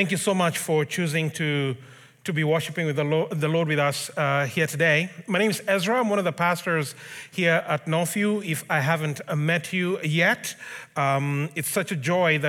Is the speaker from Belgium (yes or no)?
no; Kenya; moved away; I grew up in Africa. I'm Kenyan, in case it wasn't obvious. So I grew up in Kenya